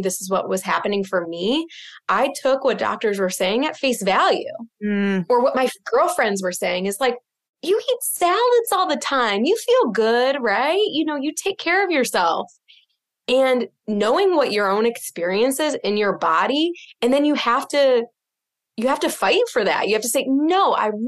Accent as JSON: {"language": "English", "region": "Midwest", "country": "United States", "moved": "yes", "lives_now": "Boston, United States", "said": "I'm from the Midwest, just like you."}